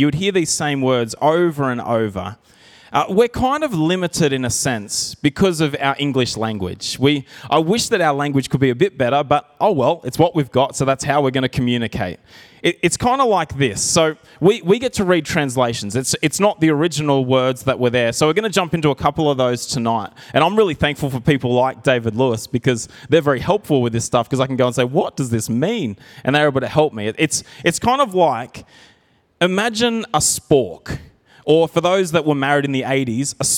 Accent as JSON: {"language": "English", "town": "Narrandera", "region": "New South Wales", "country": "Australia", "tie": "born or raised there", "said": "I grew up in Narandra, and we had a little bit of property there."}